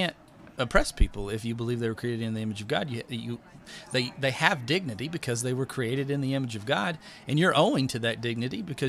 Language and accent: English; West Texas, United States; I grew up in West Texas